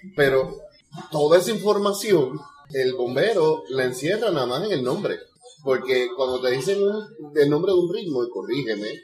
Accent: Puerto Rico

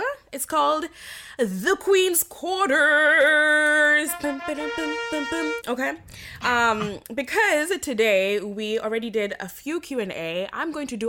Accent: Kenya; now in United States; First of all, I'm Kenyan. I live there. I lived there. That's my home.

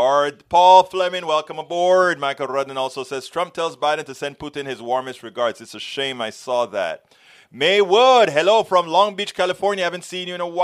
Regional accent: Panama; I'm from Central America, Panama

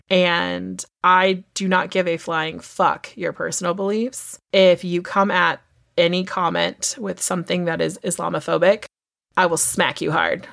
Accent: United States; we as Americans

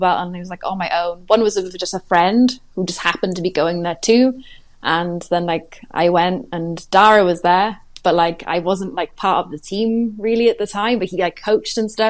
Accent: Swansea, Wales, United Kingdom; moved away as an adult; also born or lived in Cardiff; I was in Cardiff, which is only an hour from Swansea, where I'm from

